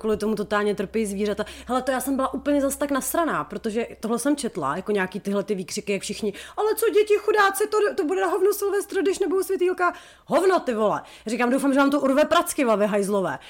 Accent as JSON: {"language": "Czech", "country": "Czechia", "said": "z České republiky"}